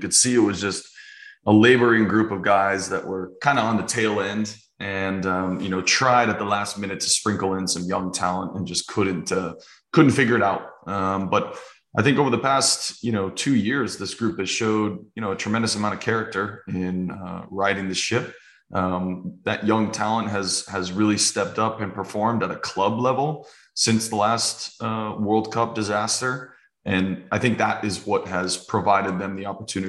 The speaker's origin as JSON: {"language": "English", "country": "United States", "said": "us as an American"}